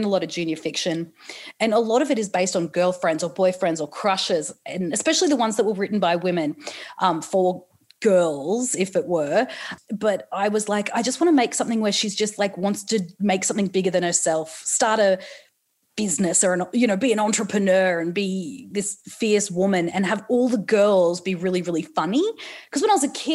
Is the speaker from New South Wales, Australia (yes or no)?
yes; Newcastle, New South Wales, Australia; I'm from Newcastle